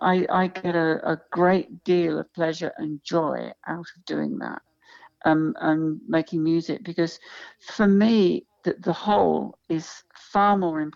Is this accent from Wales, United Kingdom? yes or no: no; London, United Kingdom; Oh, look, I've because of where I come from, I grew up in London. And when I grew up in London, which was the 60s, I've seen so many, many, many live acts.